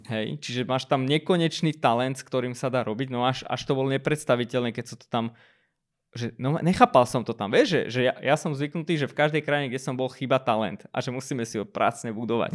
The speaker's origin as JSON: {"language": "Slovak", "country": "Armenia", "moved": "yes", "lives_now": "Slovakia", "said": "ja som z Arménska"}